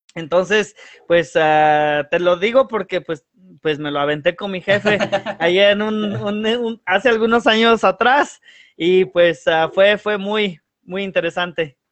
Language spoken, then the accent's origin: Spanish; United States; crecí en aquí en Estados Unidos